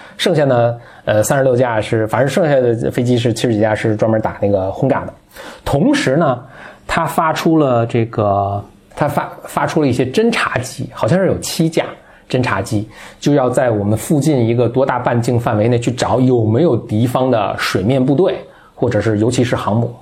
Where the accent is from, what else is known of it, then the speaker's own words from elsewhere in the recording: China; 我们中国人民